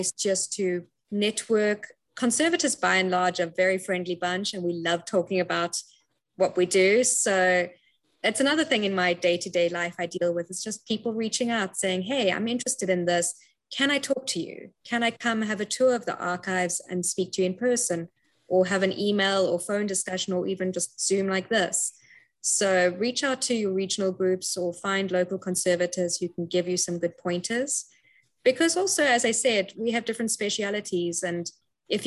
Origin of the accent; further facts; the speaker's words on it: Cape Town, Western Cape, South Africa; moved away as an adult; also born or lived in United Kingdom; I'm originally from Cape Town, South Africa, hence the accent you're hearing